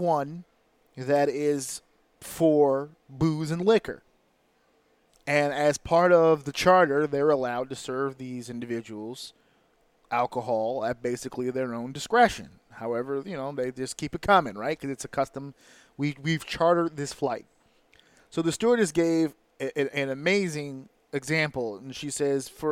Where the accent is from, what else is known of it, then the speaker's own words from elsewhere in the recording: United States; as an American